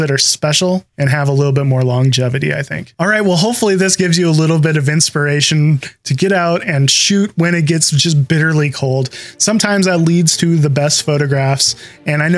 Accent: Pacific Northwest, United States; you can kind of hear by the way we're talking that we're from the Pacific Northwest

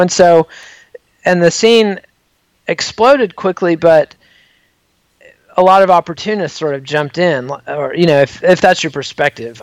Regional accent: Borger, Texas, United States; a kid growing up in Borger, Texas

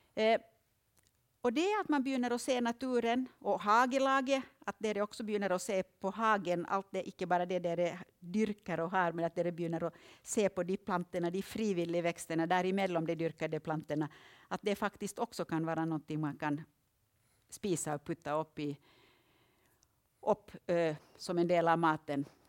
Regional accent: Finland; now in Østlandet, Norway; Jag kommer ju från Finland

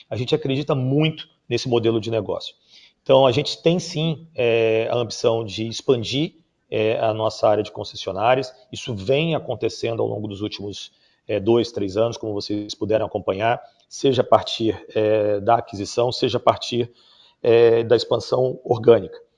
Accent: Salvador, Bahia, Brazil; also born or lived in Rio de Janeiro / São Paulo; nasci no Rio de Janeiro, mas muito jovem eu vim para São Paulo, ainda bebê, na verdade, com meus pais. Depois a gente acabou sendo, meu pai acabou sendo transferido para Salvador, onde eu fui, me formei, estudei

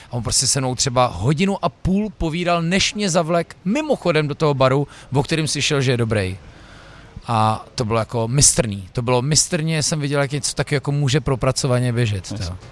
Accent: Prague, Czechia; já přijdu do Brna jako Pražák

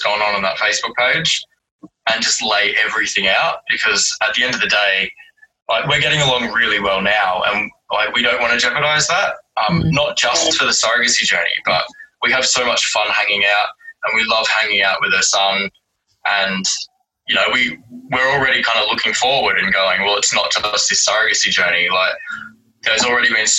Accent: Werribee, Victoria, Australia; now in Melbourne, Australia; I grew up in Werribee

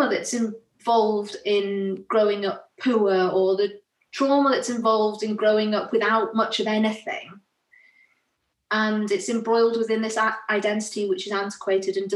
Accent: Carlisle, North West England, United Kingdom; accent: northern; And my accent, because I grew up just south Carlisle, I was actually quite close to where you are now, Emma.

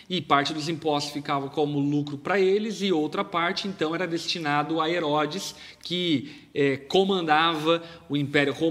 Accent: Brazil; nós, por exemplo, como brasileiros

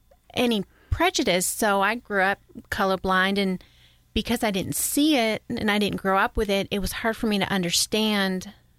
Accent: New York, United States; I grew up in New York. I grew up in a pretty white bread neighborhood, mm-hmm. small town

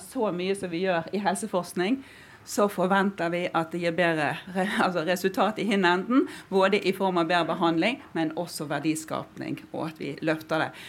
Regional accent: Western Norway, Norway; jeg kommer fra Vestlandet

